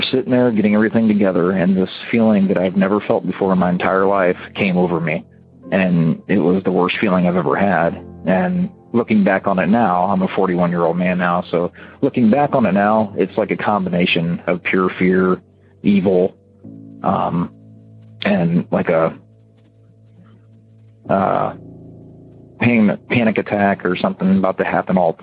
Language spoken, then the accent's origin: English; Ohio, United States; I was from Ohio